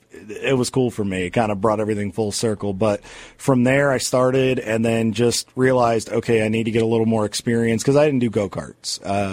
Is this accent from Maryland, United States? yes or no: yes; Southern Maryland, United States; I was born and raised up in Southern Maryland. I've been there all my life. I am still there currently. I haven't made the permanent trek to Charlotte yet